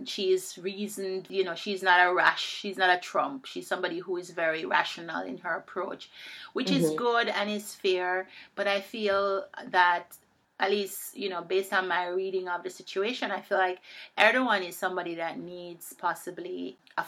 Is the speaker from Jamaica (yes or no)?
yes; Jamaica; I'm from Jamaica.